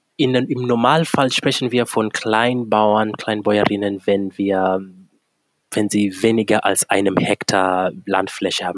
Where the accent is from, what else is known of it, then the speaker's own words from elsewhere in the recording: Kenya; moved away as an adult; now in Germany; Ich komme gebürtig aus Kenia und lebe seit äh, mittlerweile gut elf Jahren hier in Deutschland.